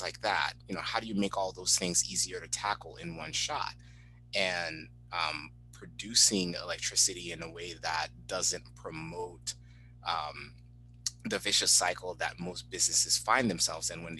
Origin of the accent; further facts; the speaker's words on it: Haiti; I grew up in Haiti